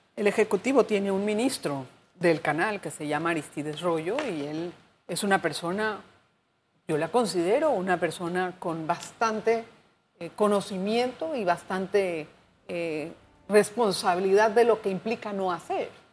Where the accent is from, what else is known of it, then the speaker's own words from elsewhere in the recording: Panama; como panameños